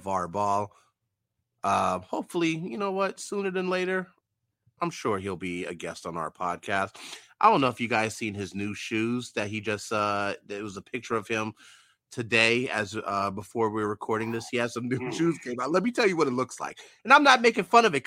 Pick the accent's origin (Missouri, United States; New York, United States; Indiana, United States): New York, United States; New York City; my hometown team. I was born in the Bronx